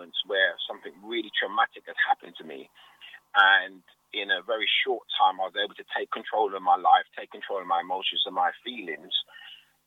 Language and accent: English; London, United Kingdom; I grew up in Hackney. I was born in Hackney Hospital.